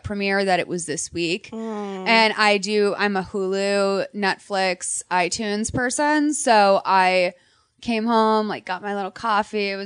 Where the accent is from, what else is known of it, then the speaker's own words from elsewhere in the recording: Boston, Massachusetts, United States; now in Glendale, United States; I grew up in Boston where there's like a huge Armenian population